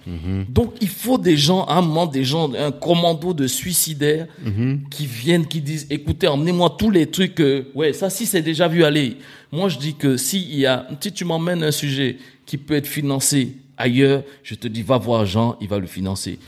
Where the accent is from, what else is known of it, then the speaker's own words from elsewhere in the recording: Cameroon; also born or lived in Abidjan, Côte d'Ivoire; now in Paris, France; né à Paris, mais grandi au Cameroun, revenu à Paris